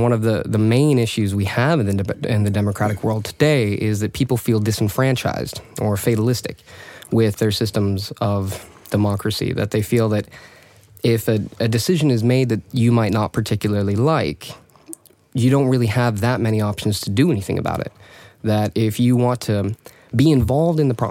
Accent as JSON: {"language": "English", "country": "United States", "tie": "born or raised there", "moved": "as an adult", "lives_now": "Stockholm, Sweden", "said": "I am an American-born Swedish resident. I've been here for the past 3 years"}